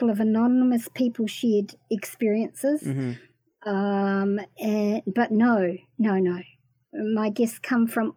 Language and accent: English; New Zealand; also born or lived in Waxhaw, North Carolina, United States; when I came back to New Zealand